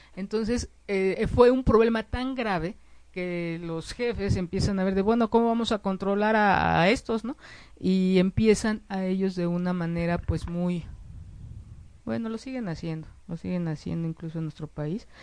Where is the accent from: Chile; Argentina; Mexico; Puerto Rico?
Mexico; como mexicanos, como mexicanas